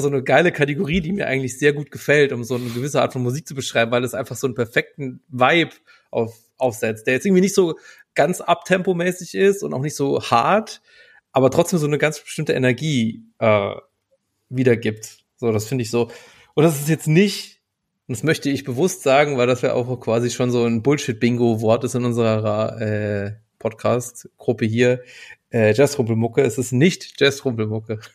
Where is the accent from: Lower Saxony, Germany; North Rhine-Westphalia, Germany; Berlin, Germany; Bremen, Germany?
Berlin, Germany; als Berliner